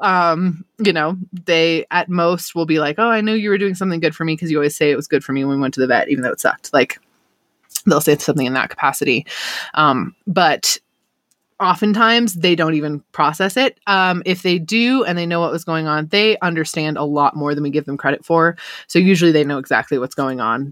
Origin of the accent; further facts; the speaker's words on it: United States; I was born and raised in Lake Tahoe. I'm here still.